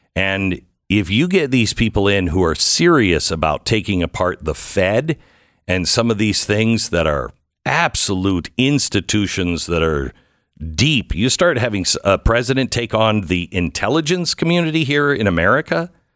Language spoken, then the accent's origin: English; Pacific Northwest, United States; I'm from the Pacific Northwest